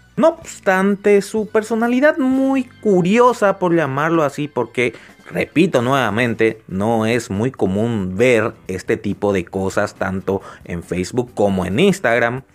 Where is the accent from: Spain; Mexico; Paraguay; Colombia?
Paraguay; Acá en mi país, Paraguay